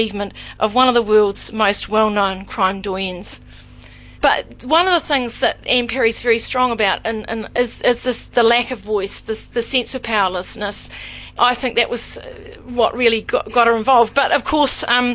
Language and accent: English; New Zealand; accent: New Zealand; everything about me must take you back to New Zealand. My accent must remind you of it, my expressions, everything must take you back there